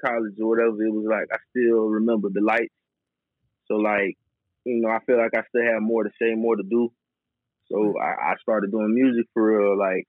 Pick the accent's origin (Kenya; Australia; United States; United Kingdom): United States; Tampa, Florida; Growing up in Tampa was, I mean, it's a lot of people get a lot of different things, man. For me personally, it was a lot more quiet than a lot of people would say.